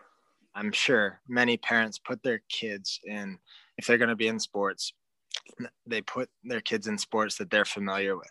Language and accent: English; Selkirk, Manitoba, Canada; also born or lived in Thompson, Canada / Milton Keynes, United Kingdom; I played junior A hockey for the Selkirk Steelers, my hometown, for 2 years